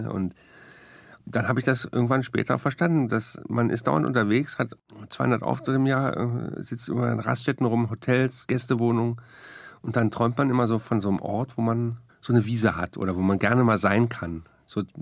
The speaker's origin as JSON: {"language": "German", "region": "West Germany", "country": "Germany", "said": "Das meine Geschichte ist, ich bin in den Osten gegangen als Wessi und da lebe ich jetzt."}